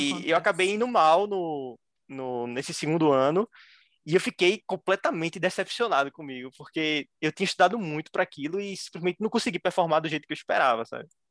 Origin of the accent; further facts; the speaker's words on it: Recife, Pernambuco, Brazil; eu tenho 23 anos, sou de Recife